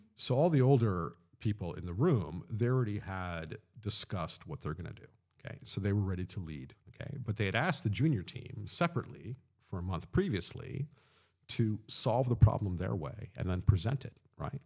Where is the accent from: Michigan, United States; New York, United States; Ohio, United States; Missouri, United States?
New York, United States; Long Island; moved away as an adult; also born or lived in London; growing up in Long Island